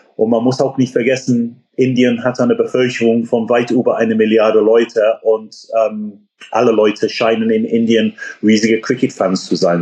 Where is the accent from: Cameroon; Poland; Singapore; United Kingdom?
United Kingdom; England; German is a second language; now in Germany; ich bin gebürtiger Engländer